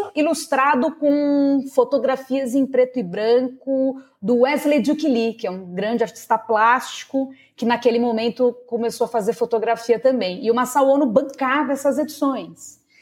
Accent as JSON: {"language": "Portuguese", "region": "São Paulo", "country": "Brazil", "tie": "born or raised there", "said": "Eu sou paulistana, nascida e criada na zona norte de São Paulo"}